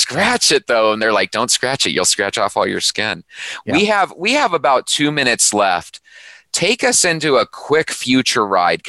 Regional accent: Arizona, United States; as a young kid growing up in Arizona

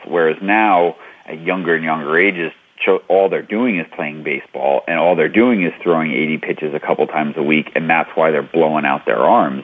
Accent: New York City, New York, United States; I grew up in New York City or New York playing stickball

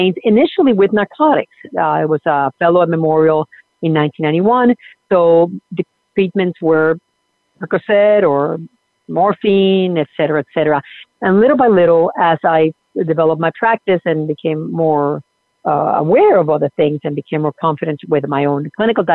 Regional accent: Puerto Rico; moved away; also born or lived in Argentina; I was born in Argentina and grew up in Puerto Rico

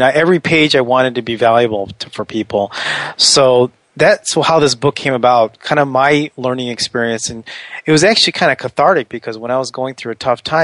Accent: Washington, District of Columbia, United States; I'm from the Washington, D.C. area.

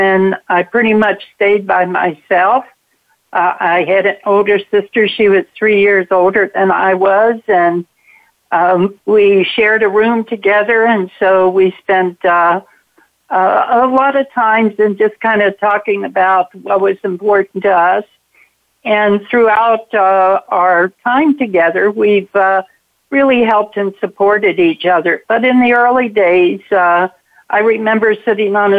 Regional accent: Cincinnati, Ohio, United States; I grew up in Cincinnati, Ohio

